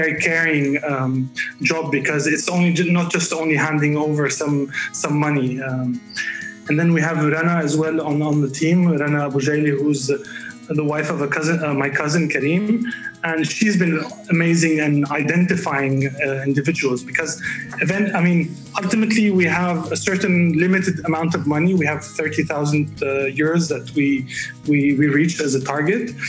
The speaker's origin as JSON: {"language": "English", "town": "Beirut", "region": "Beirut Governorate", "country": "Lebanon", "tie": "born or raised there", "moved": "yes", "said": "I grew up in Beirut"}